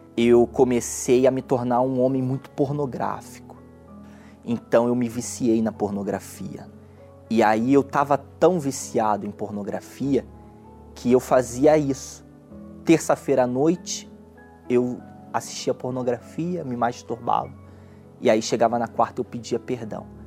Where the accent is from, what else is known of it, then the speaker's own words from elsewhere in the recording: Belford Roxo, Rio de Janeiro, Brazil; eu nasci em Belfort Roxo, um bairro pobre do Rio de Janeiro que fica na Baixada Fluminense